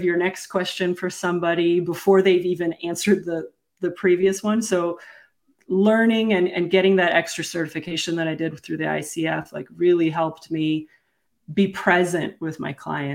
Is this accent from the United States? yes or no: no; Kuwait; moved away; I was born in Kuwait.